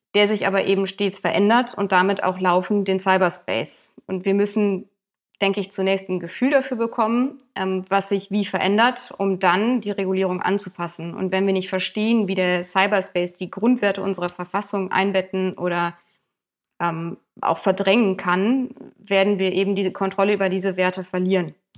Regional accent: Bonn, North Rhine-Westphalia, Germany; ich komme gebürtig auch aus Bonn.

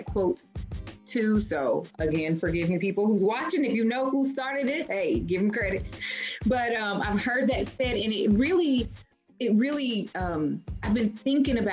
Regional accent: Louisville, Kentucky, United States; moved away; Cause I'm from Louisville too

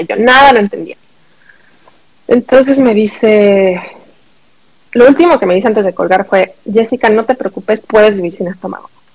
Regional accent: Mexico; moved away as an adult; also born or lived in New York, United States; now in Wisconsin, United States; Soy mexicana. Este crecí en México

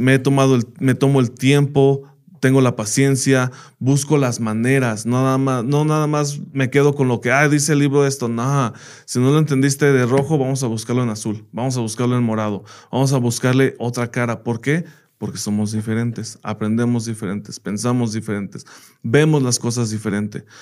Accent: United States; moved away as an adult; now in Mexico; yo crecí en Estados Unidos y allá estudié

